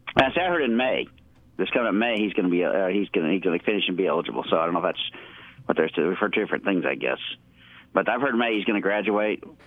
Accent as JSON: {"language": "English", "town": "Talladega", "region": "Alabama", "country": "United States", "said": "I'm from Talladega."}